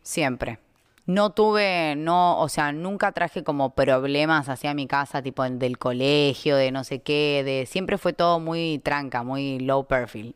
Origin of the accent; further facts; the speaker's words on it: Argentina; moved away; cuando yo me fui de Argentina